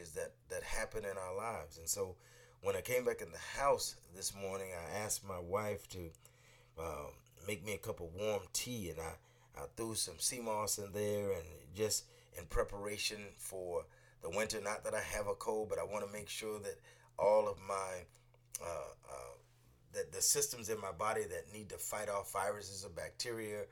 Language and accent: English; Northeast, United States; also born or lived in DMV (Washington, D.C. area); now in Washington, D.C. area, United States; those of us who are Northeasterners, and I live in the Mid-Atlantic now, right now, but I grew up in the Northeast. I'm in the DMV